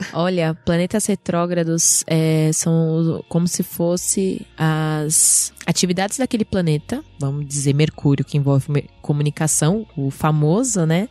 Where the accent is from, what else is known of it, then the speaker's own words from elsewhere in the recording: Pirituba, São Paulo, Brazil; lá da minha casa, lá da minha quebrada, salve Pirituba.